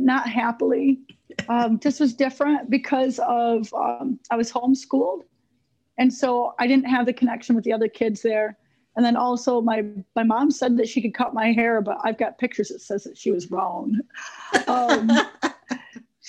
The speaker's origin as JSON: {"language": "English", "town": "Elmira", "region": "New York", "country": "United States", "tie": "born or raised there", "said": "I grew up in Elmira, New York, and very small town, amazing history"}